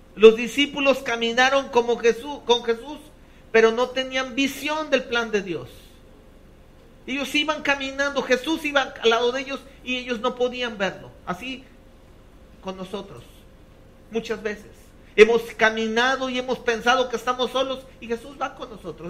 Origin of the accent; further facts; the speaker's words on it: Mexico; como los mexicanos